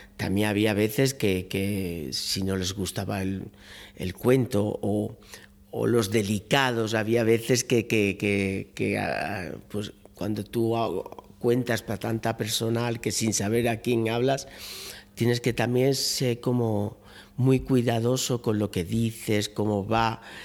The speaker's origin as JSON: {"language": "Spanish", "town": "Málaga", "region": "Andalusia", "country": "Spain", "moved": "yes", "lives_now": "Seville, Spain", "said": "yo soy malagueño, pero llevo muchos años residiendo en Sevilla"}